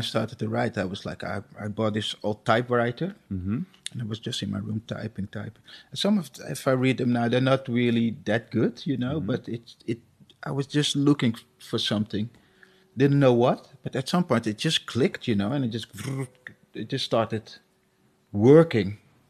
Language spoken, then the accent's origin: English; Suriname; But where I come from, it's pretty normal. I'm from Suriname, so it's pretty normal, you know, that people believe in spirits and stuff.